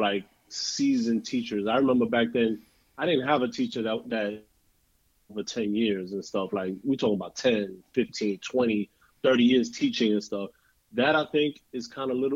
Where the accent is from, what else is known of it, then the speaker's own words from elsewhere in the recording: New York City, New York, United States; also born or lived in Bronx; I was born and raised in Harlem, but I went to high school at Kennedy in the Bronx